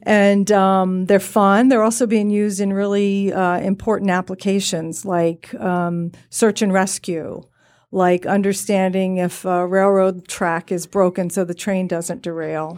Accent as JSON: {"language": "English", "region": "Virginia", "country": "United States", "tie": "born or raised there", "said": "I grew up in Virginia"}